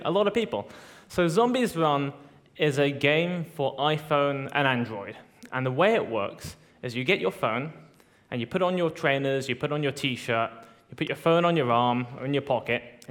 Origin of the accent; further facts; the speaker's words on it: United Kingdom; moved away; my hometown in the UK